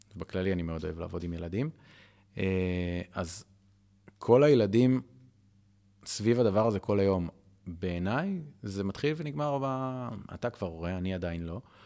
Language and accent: Hebrew; Ra'anana, Central District, Israel; moved away as an adult; also born or lived in Tel Aviv; now in Kfar Vitkin, Israel; אני מרעננה